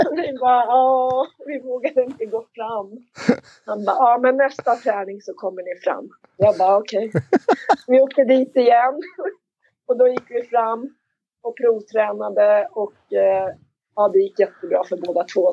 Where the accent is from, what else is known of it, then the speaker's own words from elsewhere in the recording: Märsta, Stockholm County, Sweden; jag är uppväxt i Märsta, jag är ensam barn